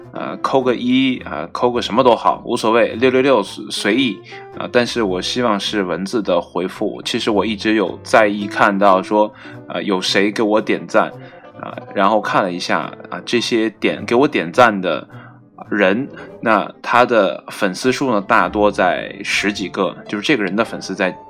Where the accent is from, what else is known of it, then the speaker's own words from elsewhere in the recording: China; 我们中国人